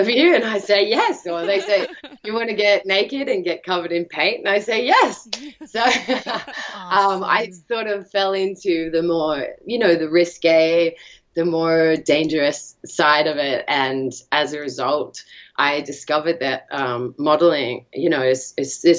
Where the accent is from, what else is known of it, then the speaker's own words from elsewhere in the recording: Australia; I'm from Australia